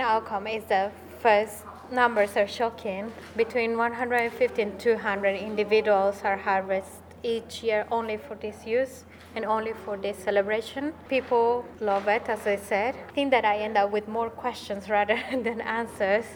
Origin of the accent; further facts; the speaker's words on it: Bolivia; moved away as an adult; now in United Kingdom; I come from Bolivia, but right now I'm doing my master's in conservation and rural development at the University of Kent